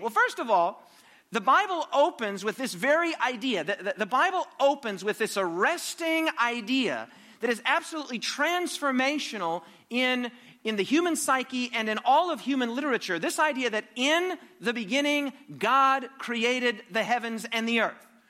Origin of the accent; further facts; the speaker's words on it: United States; I'm from America, as you know, probably can detect by my accent